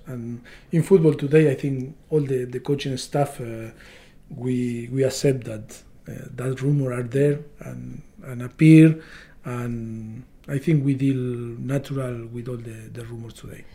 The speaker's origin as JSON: {"language": "English", "country": "Argentina", "moved": "as an adult", "said": "me from Argentina"}